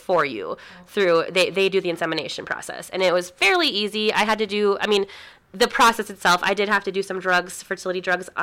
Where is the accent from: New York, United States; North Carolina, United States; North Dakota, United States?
North Dakota, United States; also born or lived in Minnesota; we moved from Minnesota back to North Dakota. We're both from here